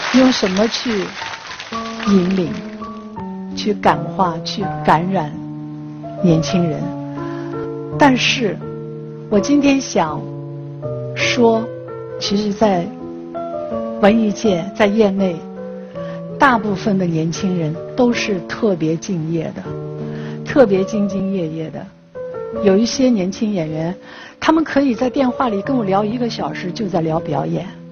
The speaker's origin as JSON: {"language": "Chinese", "region": "Shanghai", "country": "China", "said": "我是上海人"}